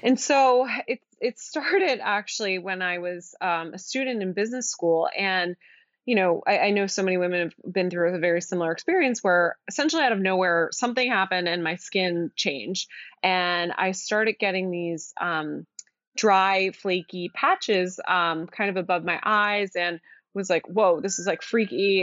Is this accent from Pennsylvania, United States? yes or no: yes; outside of Philadelphia, Pennsylvania, United States; moved away as an adult; also born or lived in Virginia / Boston; now in New York City, United States; I grew up outside of Philadelphia